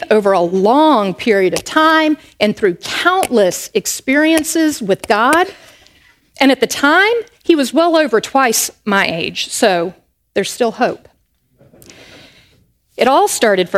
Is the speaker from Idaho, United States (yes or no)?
no; Charlotte, North Carolina, United States; I grew up in Charlotte, North Carolina, up in the northeast corner of the Bible Belt